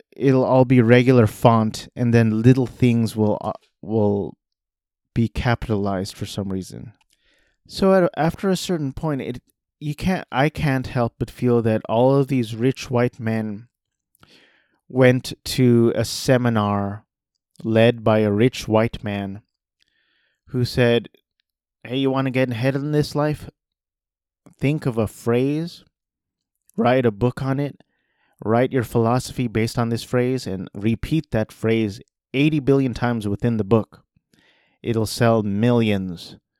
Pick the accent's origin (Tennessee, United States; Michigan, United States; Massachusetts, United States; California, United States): California, United States; Orange County; I grew up in Orange County, five minutes from Disneyland